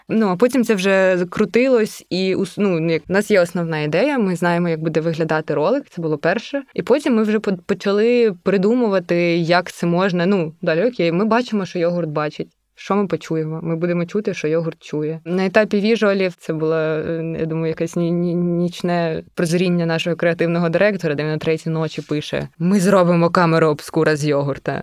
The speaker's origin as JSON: {"language": "Ukrainian", "town": "Obukhiv", "region": "Kyiv Oblast", "country": "Ukraine", "said": "я з Обухова"}